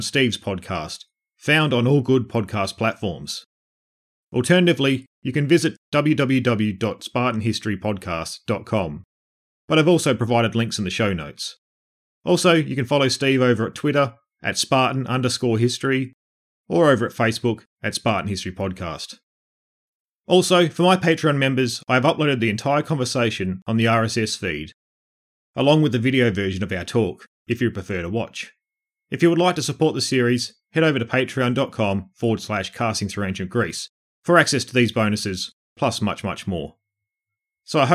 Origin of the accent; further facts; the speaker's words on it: Alice Springs, Northern Territory, Australia; moved away; I'm actually from Alice Springs. I was born here, moved away and then came back